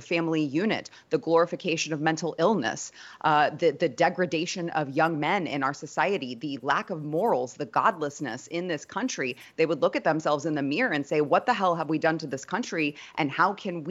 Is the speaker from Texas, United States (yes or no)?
yes; Texas, United States; as a mother, as a Texan